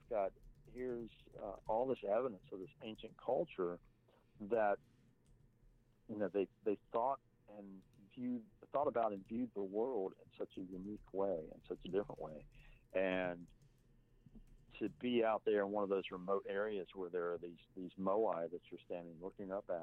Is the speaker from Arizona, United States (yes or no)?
no; Texas, United States; I'm not from America, I'm from Texas